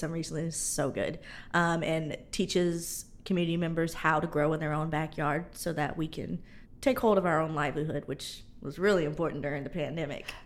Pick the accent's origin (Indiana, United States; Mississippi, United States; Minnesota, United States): Indiana, United States; also born or lived in Georgia; now in Louisiana, United States; I'm from Indiana